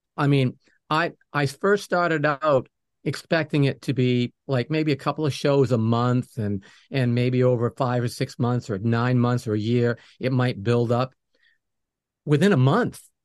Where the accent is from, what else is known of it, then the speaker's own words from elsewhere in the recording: New England, United States; moved away; I'm from New England